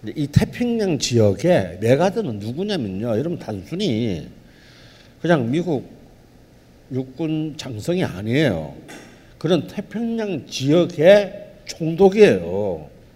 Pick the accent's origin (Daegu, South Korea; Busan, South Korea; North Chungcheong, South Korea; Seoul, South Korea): Busan, South Korea; 본의 아니게 제 고향이 부산이 됐습니다.